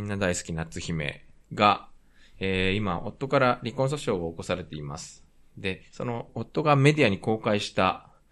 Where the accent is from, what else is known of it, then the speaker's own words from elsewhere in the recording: Japan; also born or lived in South Korea; 日本生まれ、韓国在住経験あり、仕事でたまに聞きしている日本人